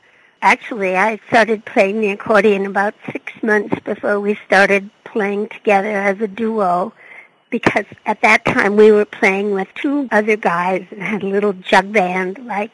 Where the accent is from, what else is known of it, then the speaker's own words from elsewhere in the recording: Wisconsin, United States; I grew up in Wisconsin